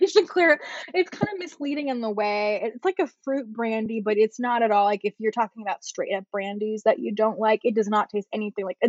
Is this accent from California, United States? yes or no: yes; Bay Area, California, United States; I'm from the Bay Area.